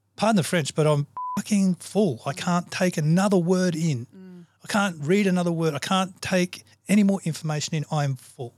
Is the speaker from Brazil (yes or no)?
no; Australia; I'm an Aussie